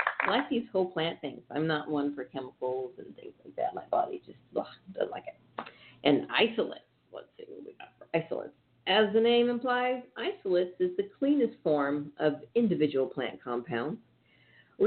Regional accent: Northern California, United States; I'm from Northern California

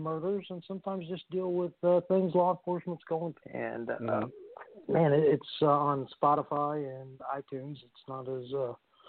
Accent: St. Louis, Missouri, United States; now in Tulsa, United States; I came from St. Louis, Missouri

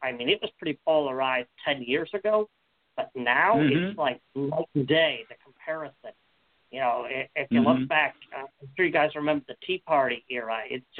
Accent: North Carolina, United States; I'd go with my home state here, North Carolina.

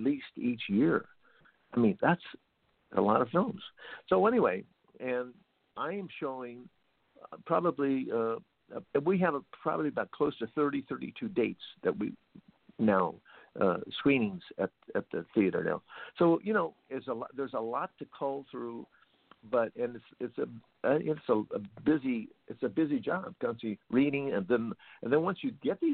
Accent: Oxnard, California, United States; I was born and raised in Oxnard, the downtown Oxnard, where the Pagoda is

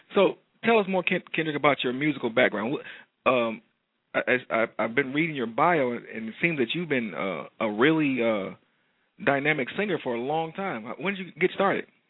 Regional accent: Detroit, Michigan, United States; Detroit, Michigan, um, my hometown

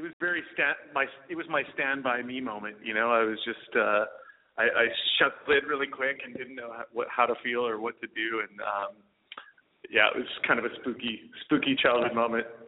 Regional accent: Alberta, Canada; I'm an Alberta boy, so I grew up uh, just north of Montana in uh, a province called Alberta

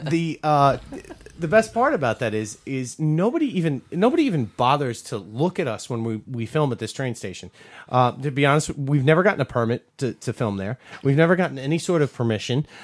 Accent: New York, United States; we're from New York

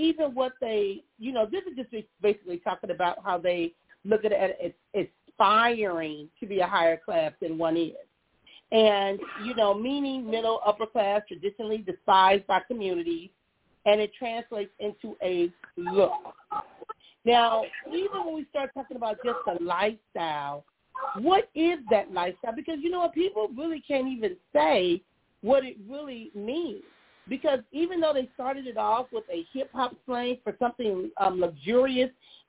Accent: Compton, California, United States; But because I came from Compton, it was a 30-minute drive.

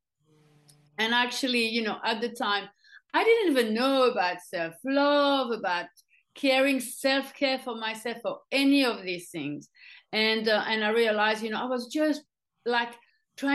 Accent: France; moved away as an adult; now in Australia; as I grew up in France

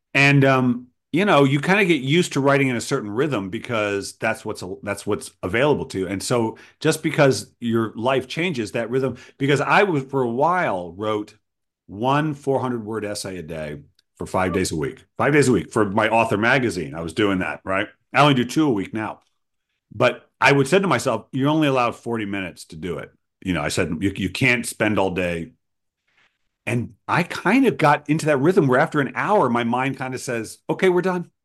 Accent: Rhode Island, United States; my native Rhode Island. Ah, my home state

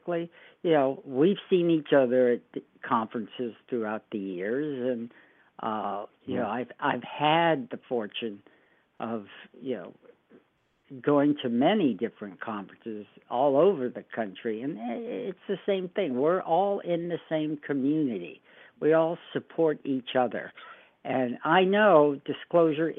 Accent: Fort Lauderdale, Florida, United States; moved away as an adult; now in Oregon, United States; I grew up in Fort Lauderdale. That was sort of my home base.

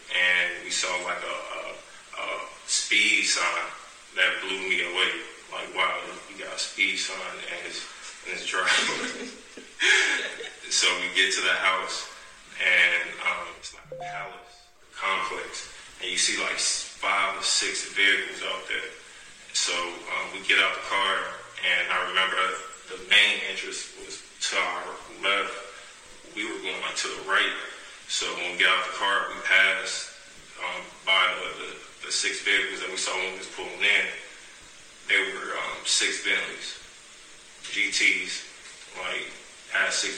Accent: Chicago, Illinois, United States; Growing up in Chicago, well, I loved growing up in Chicago

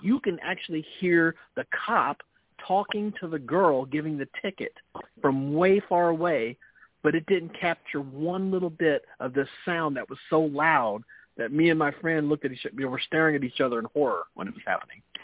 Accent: Memphis, Tennessee, United States; accent: Memphis Southern; my Memphis Southern accent

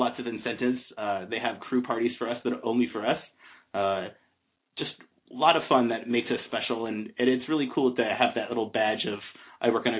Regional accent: United States; as an American

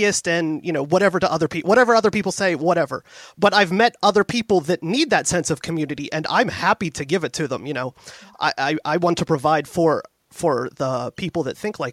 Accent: Pittsburgh, Pennsylvania, United States; I am born and raised in the Pittsburgh area. I live in the city proper right now.

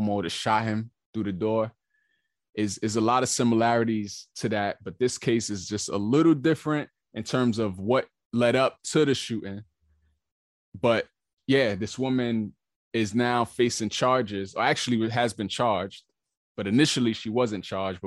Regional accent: New York, United States; moved away; New York, my hometown

